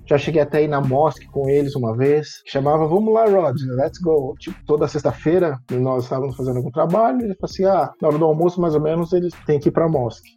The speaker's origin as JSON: {"language": "Portuguese", "country": "Brazil", "moved": "as an adult", "lives_now": "Australia", "said": "eu brasileiro"}